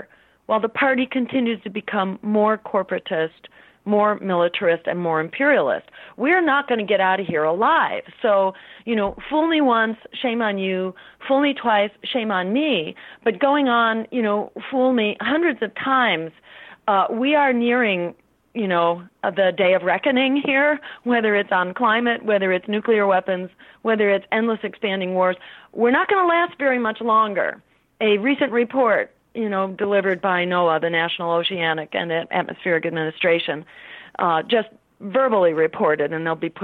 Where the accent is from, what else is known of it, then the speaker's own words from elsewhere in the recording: Massachusetts, United States; my home state, in Massachusetts